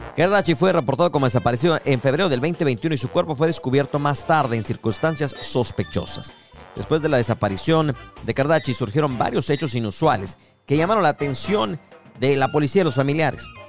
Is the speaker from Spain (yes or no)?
no; Mexico; como mexicanos